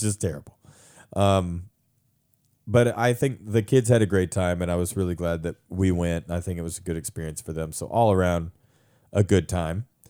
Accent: United States; as an American man

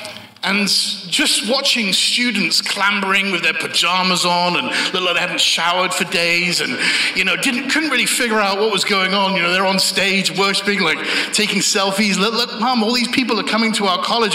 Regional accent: Bath, South West England, United Kingdom; moved away; I'm from a city called Bath. It's an old Roman city, and I was born and raised there.

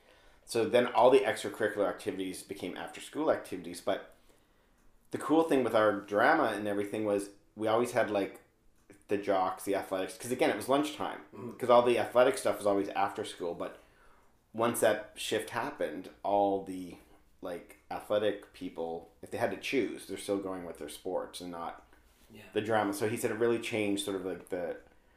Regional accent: Newfoundland and Labrador, Canada; moved away as an adult; also born or lived in Ottawa; growing up in Labrador, the denominational system, so it was like Catholic or Protestant

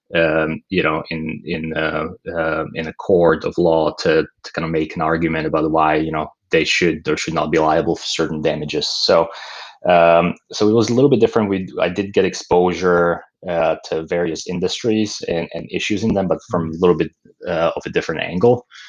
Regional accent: Slovakia; moved away as an adult; also born or lived in Pennsylvania; now in Bay Area, United States; I grew up uh, in Slovakia in um, uh, in Central Europe, and uh, you know lived there all the way through through high school.

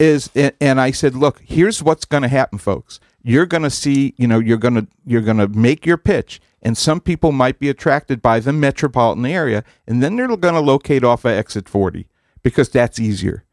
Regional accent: Massapequa, New York, United States; moved away; also born or lived in New Haven; I grew up in Massapequa, uh, in Long Island, Farmingdale High School

